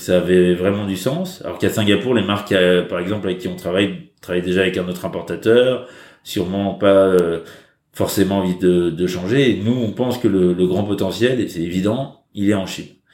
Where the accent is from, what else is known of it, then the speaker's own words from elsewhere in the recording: France; now in China; en tant que Français